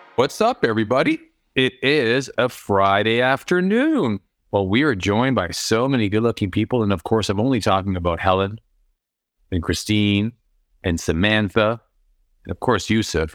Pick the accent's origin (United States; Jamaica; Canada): Canada; I'm Canadian